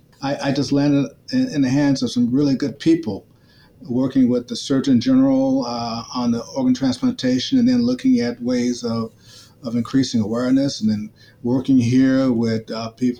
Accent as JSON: {"language": "English", "town": "Memphis", "region": "Tennessee", "country": "United States", "tie": "born or raised there", "moved": "yes", "lives_now": "St. Louis, United States", "said": "I grew up in Memphis, Tennessee during the 1960s and 70s"}